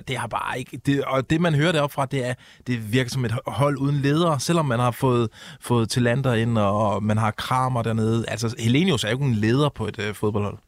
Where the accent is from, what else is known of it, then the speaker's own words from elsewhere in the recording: Odense, Southern Denmark, Denmark; Odense, hvor jeg kommer fra